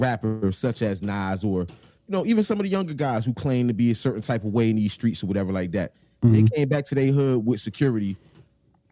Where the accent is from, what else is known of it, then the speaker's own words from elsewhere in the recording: Trenton, New Jersey, United States; I still live in the same hood I was born